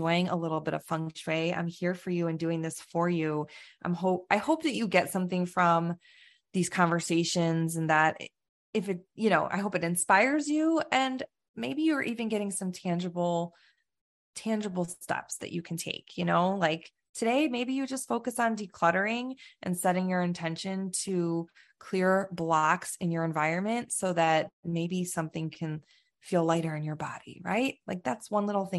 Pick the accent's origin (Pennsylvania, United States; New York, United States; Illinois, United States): Illinois, United States; Chicago; moved away; we're both from the Chicago